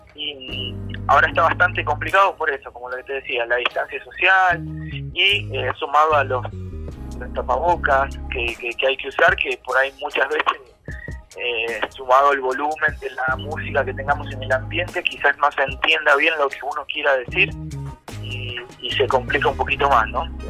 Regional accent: Argentina; now in Colombia; en mi país, en Argentina

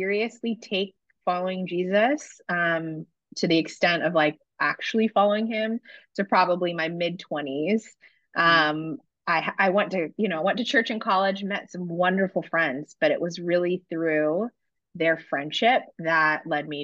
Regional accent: San Francisco, California, United States; I am from San Francisco

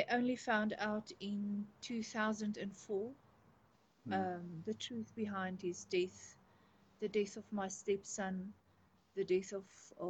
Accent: South Africa; I grew up in rural South Africa.

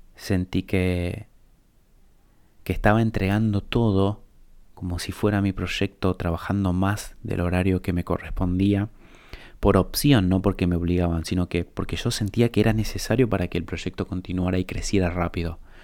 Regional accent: Paraguay; moved away; la colonia de donde yo vengo, es una colonia alemana allá en Paraguay

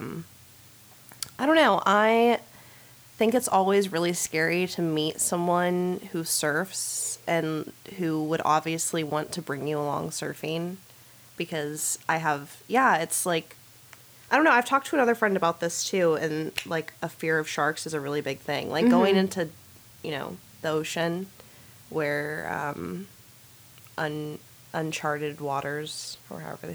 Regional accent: Northern California, United States; also born or lived in North Carolina; now in Southern California, United States; I grew up in Northern California and then went to college in North Carolina for a few years. And now I'm back in California, but in SoCal

